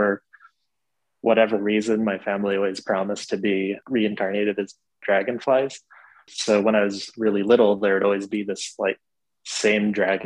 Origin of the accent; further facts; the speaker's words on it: Farron, Utah, United States; moved away; my hometown of Farron